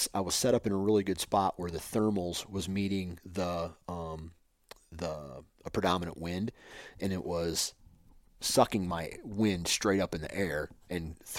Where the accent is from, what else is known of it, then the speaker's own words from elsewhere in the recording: Iowa, United States; born there; You know, like, I was born in Iowa. And I have ground in Iowa.